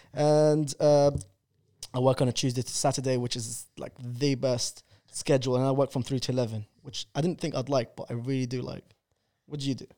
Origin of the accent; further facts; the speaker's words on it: London, United Kingdom; English is a second language; I came to London in two thousand and two. I went to primary school and I didn't speak English